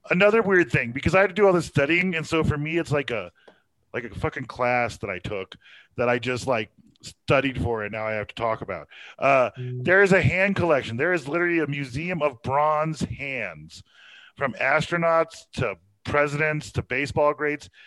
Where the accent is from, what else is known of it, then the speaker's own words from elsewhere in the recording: Texas, United States; Well, I am a Texan.